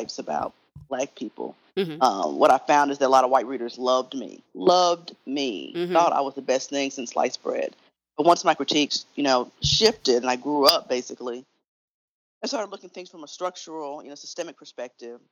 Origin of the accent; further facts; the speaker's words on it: Memphis, Tennessee, United States; I grew up here in Memphis, went to high school here.